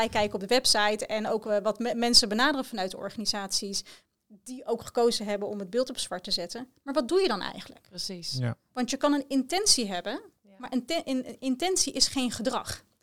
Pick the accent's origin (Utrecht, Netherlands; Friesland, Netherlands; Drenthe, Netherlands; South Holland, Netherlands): South Holland, Netherlands; The Hague; uit Den Haag, ik ben daar geboren en getogen.